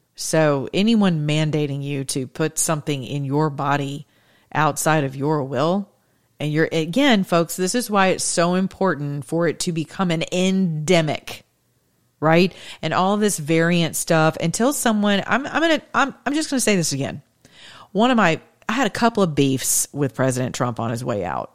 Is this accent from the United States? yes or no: yes; the South, United States; I'm from the South